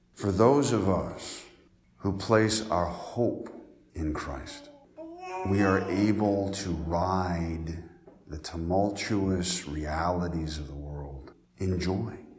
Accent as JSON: {"language": "English", "region": "Colorado", "country": "United States", "tie": "born or raised there", "moved": "yes", "lives_now": "Decatur, Illinois, United States", "said": "I grew up in Colorado"}